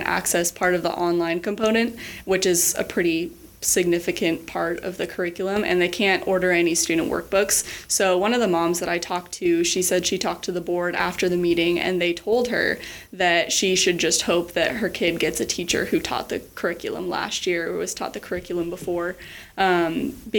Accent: Middleton, Idaho, United States; I grew up in Middleton

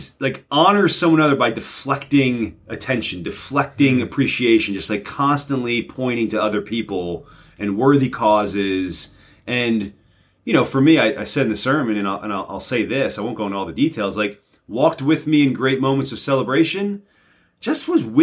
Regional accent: New Jersey, United States; also born or lived in Pennsylvania / Virginia; I'm from Northern New Jersey through Central Pennsylvania down to Southern Virginia.

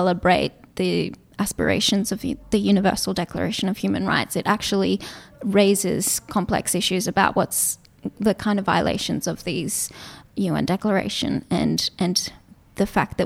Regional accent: Gold Coast, Queensland, Australia; English is a second language; also born or lived in Israel; we moved over to Australia as a family in 1996 when I was 8 years old

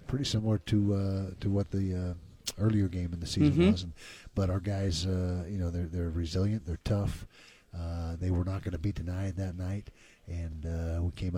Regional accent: Utah, United States; growing up in Utah

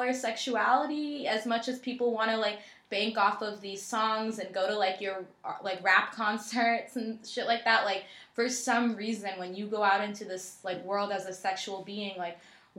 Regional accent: India; I'm like, it doesn't matter. Like, I'm like, I'm Indian.

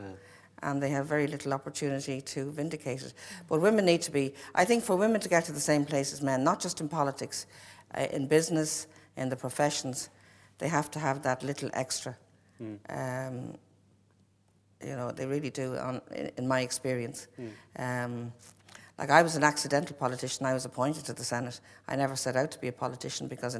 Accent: Newcastle, County Dublin, Ireland; I came from Newcastle Rathcoole

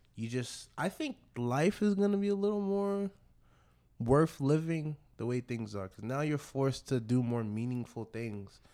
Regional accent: Nigeria; I am a Nigerian

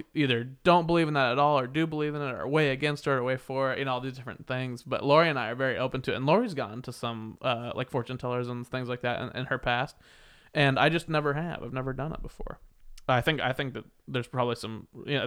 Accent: Wichita, Kansas, United States; now in Los Angeles, United States; I grew up in Wichita, Kansas, by the way, so I'm also a Midwestern boy

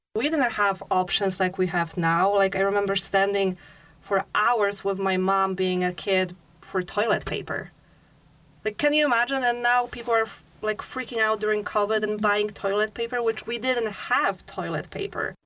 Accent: Chełm, Lublin Voivodeship, Poland; now in Petersburg, Alaska, United States; when I was growing up in Poland

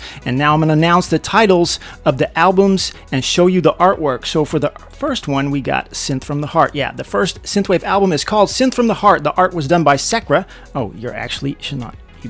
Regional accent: Netherlands; my hometown in the Netherlands.

